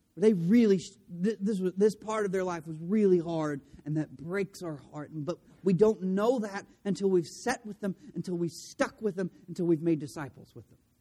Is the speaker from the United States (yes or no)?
yes; De Queen, Arkansas, United States; I grew up in DeQueen